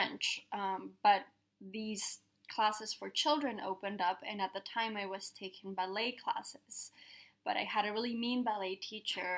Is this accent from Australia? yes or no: no; Quito, Pichincha, Ecuador; accent: Spanish; first language Spanish; English is a second language; moved away as an adult; also born or lived in United States; now in Paris, France; I grew up in Ecuador, and my first or mother tongue is Spanish